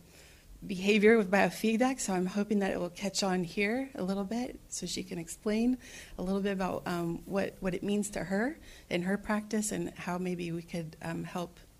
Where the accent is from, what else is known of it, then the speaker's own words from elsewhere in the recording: Sacramento, California, United States; we're both from Sacramento